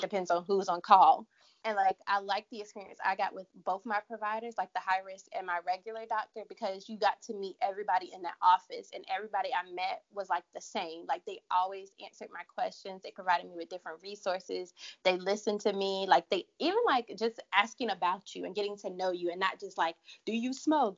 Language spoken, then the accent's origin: English; Durham, North Carolina, United States; moved away as an adult; also born or lived in Charlotte, North Carolina; I'm originally from Durham, North Carolina, but I moved to Charlotte in 2010 to go to school